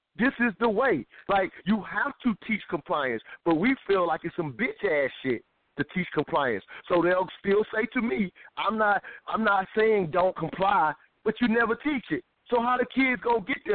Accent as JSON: {"language": "English", "region": "South Carolina", "country": "United States", "said": "I'm from South Carolina."}